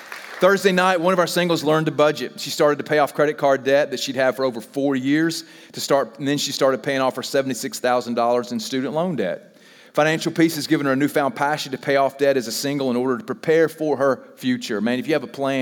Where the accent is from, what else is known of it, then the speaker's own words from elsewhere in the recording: the South, United States; we're from the South